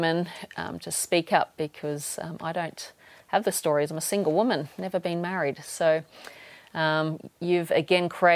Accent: Toowoomba, Queensland, Australia; now in Fiji; I'm actually coming to you from my hometown in Toowoomba, Australia

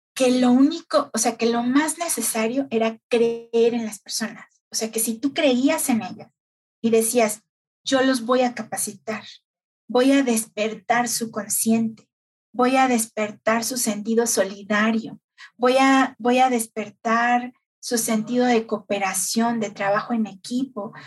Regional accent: Mexico City, Mexico; yo nací aquí en el DF, toda mi vida prácticamente la viví aquí

